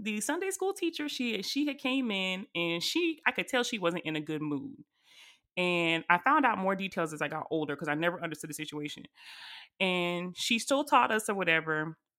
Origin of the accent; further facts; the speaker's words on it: the South, United States; we are all from the South, but I don't know what kind of church y'all went to. But y'all, when I tell y'all, I went to a foot stomping hardwood floor Baptist church, and I'm talking about country Baptist church